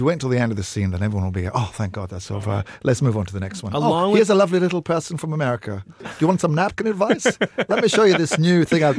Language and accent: English; United Kingdom; being as I'm British